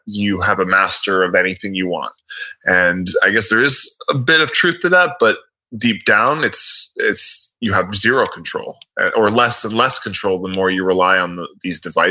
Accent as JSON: {"language": "English", "town": "Miami", "region": "Florida", "country": "United States", "said": "I'm from Miami"}